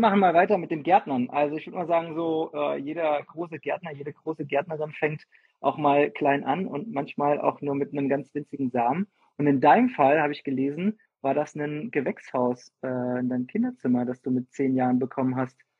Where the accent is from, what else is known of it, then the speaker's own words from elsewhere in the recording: Fulda, Hesse, Germany; now in Freiburg, Germany; Ursprünglich komme ich aus Fulda, das ist in Hessen